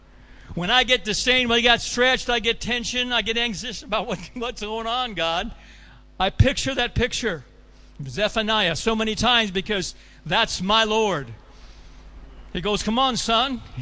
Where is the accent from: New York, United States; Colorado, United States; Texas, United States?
Colorado, United States; my hometown of Colorado